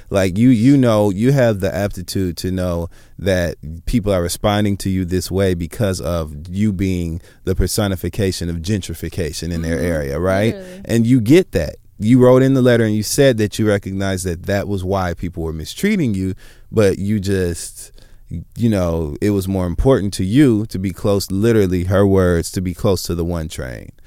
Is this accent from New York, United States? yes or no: no; Michigan, United States; moved away; I'm from Michigan